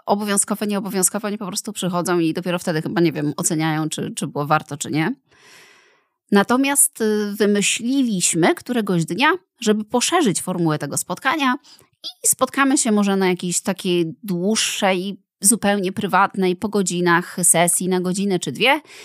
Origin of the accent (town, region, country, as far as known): Poland